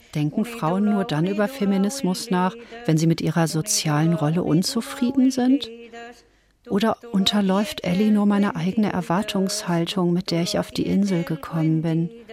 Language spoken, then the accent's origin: German; Ruhr area, North Rhine-Westphalia, Germany; Ich bin im Ruhrgebiet aufgewachsen.